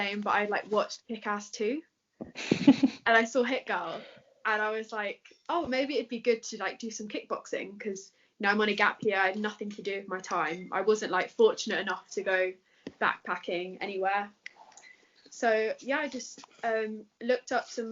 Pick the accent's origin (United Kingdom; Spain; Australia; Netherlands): United Kingdom; London; Okay, so I'm from London. And I train at Roger Gracie Academy HQ